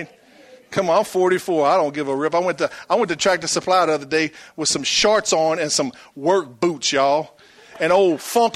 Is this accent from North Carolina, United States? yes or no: no; Franklin, Louisiana, United States; I come from Franklin, Louisiana. So what? I'm proud of it. Born to a bunch of knuckleheads.